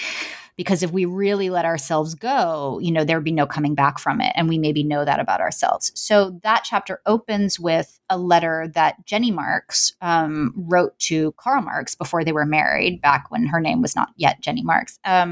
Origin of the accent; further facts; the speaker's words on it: New York City, New York, United States; I mean, I grew up, I'm from New York City, you know, and I was a young child during the 90s